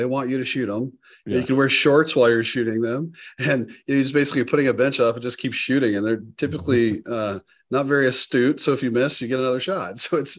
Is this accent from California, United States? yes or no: no; North Carolina, United States; also born or lived in Alabama / Tennessee / Georgia; now in Sioux Falls, United States; No, I was born and raised in the Southeast. So I was born in Alabama, spent a few years in Tennessee, then Georgia, and then spent, you know, like high school, college in North Carolina.